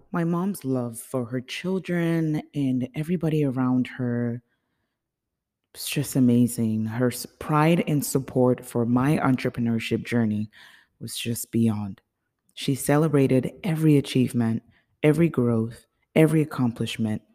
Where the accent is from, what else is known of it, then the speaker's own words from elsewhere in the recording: Nigeria; also born or lived in United States; now in Chicago, United States; I was born in the United States, but I grew up in Nigeria.